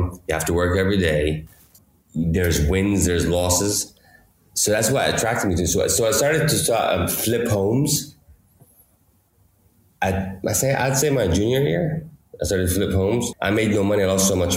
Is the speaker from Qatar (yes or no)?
yes; Qatar; moved away as an adult; also born or lived in Madison, Wisconsin / Georgia; I grew up here in Qatar